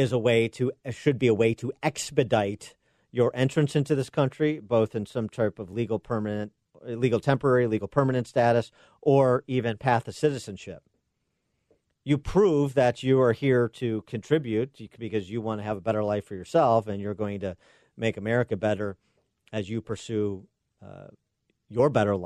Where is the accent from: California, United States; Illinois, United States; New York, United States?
Illinois, United States; my home state of Illinois